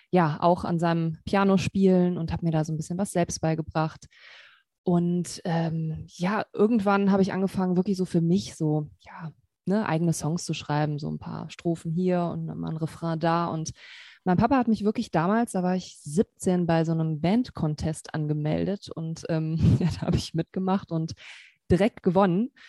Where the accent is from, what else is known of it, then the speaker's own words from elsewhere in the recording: Cologne, North Rhine-Westphalia, Germany; born there; now in Wermelskirchen, Germany; Singer-Songwriterin, ähm, komme gebürtig aus Köln, wohne im Moment so im Bergischen Land bei Wermelskirchen.